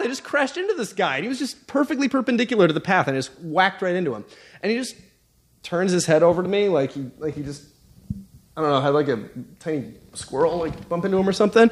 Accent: Alaska, United States; I'm from Alaska

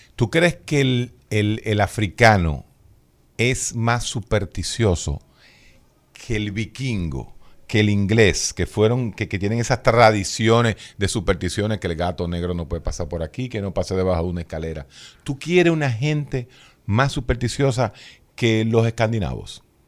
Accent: Dominican Republic; si yo voy como dominicano

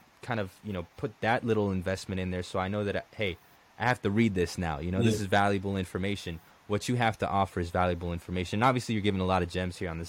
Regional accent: Colombia; also born or lived in United States; now in Tampa, United States; when I came to the United States, and even back in Colombia

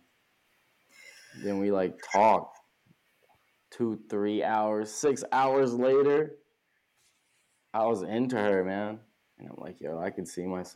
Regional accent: California, United States; now in New York City, United States; I'm not from here. Like I said, I'm from California

